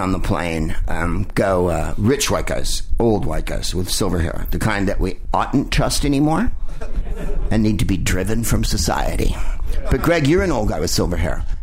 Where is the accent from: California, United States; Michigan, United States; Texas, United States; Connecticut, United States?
California, United States; San Francisco; I'm from San Francisco, so